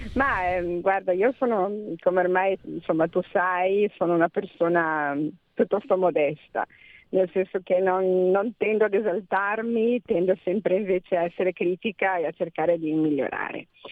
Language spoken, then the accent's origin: Italian; Emilia-Romagna, Italy; io sono emiliana